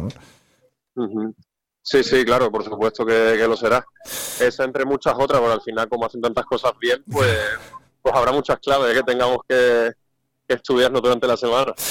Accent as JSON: {"language": "Spanish", "town": "San Juan del Puerto", "region": "Andalusia", "country": "Spain", "also_born_or_lived": "Mazagón", "lives_now": "Huelva, Spain", "said": "yo soy de San Juan del Puerto y de Mazagón."}